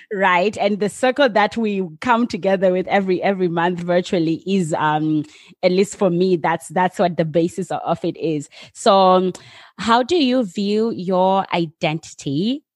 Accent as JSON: {"language": "English", "country": "United States", "moved": "yes", "lives_now": "Netherlands", "said": "as an American"}